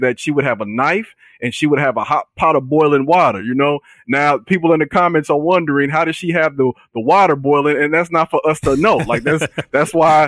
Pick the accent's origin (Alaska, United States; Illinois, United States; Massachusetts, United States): Illinois, United States; Chicago; I come from Chicago